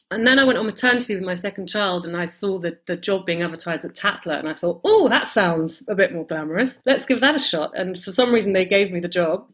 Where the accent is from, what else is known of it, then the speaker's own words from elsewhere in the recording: London, United Kingdom; also born or lived in United States; I was born in the States, then moved to um, London when I was a baby